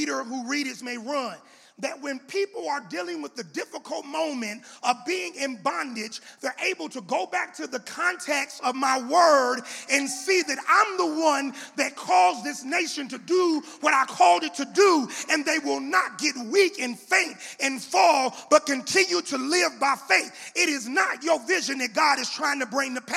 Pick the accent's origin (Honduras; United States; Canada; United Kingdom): United States; because we're American, we are Christian